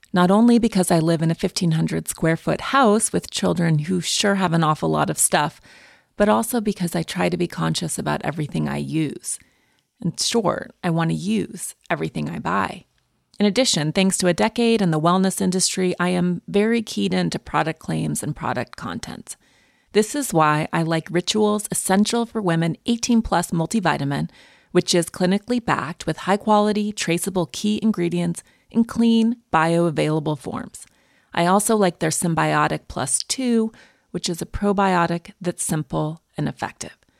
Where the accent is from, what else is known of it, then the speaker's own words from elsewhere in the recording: Montana, United States; I grew up in Montana